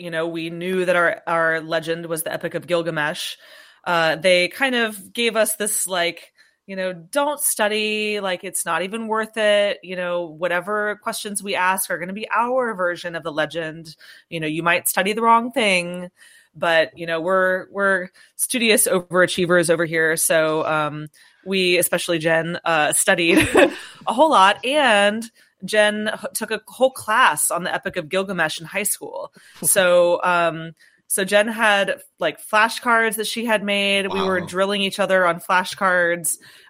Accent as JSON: {"language": "English", "region": "Florida", "country": "United States", "said": "Yeah, I'm from Florida and an aerial acrobat"}